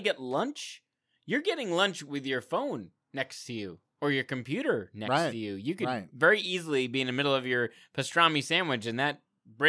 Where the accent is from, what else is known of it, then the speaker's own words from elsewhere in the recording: United States; Because we're American.